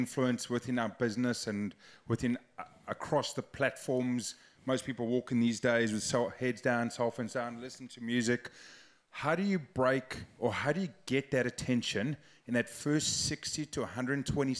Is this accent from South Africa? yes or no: yes; South Africa; now in New Zealand; I'm originally from South Africa.